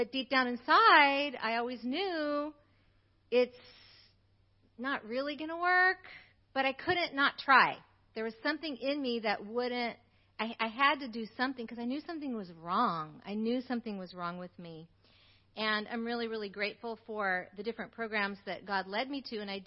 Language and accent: English; United States; I grew up in America